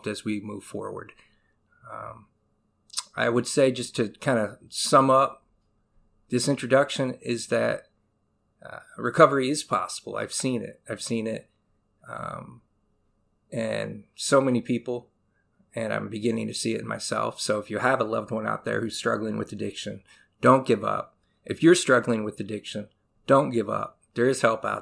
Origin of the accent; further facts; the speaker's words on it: Detroit, Michigan, United States; also born or lived in Flint, Michigan; now in Lapeer, United States; I was born in Detroit, Michigan. I would say at this point in my life, I just kind of consider southeastern Michigan to be all of my home because I bounce around quite a bit